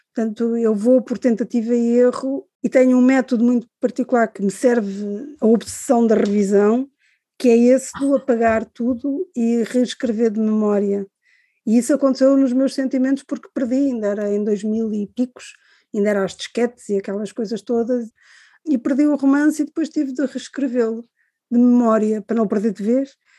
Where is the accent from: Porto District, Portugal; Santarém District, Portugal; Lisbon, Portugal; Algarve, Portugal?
Lisbon, Portugal; Cascais; also born or lived in Angola; eu cresci em Cascais, porque quando nós viemos de Angola